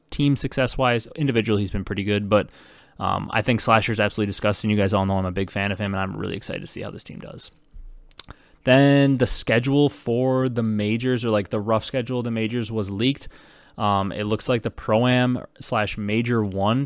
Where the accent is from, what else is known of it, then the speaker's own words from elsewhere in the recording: Wisconsin, United States; growing up in Wisconsin, not a Packer fan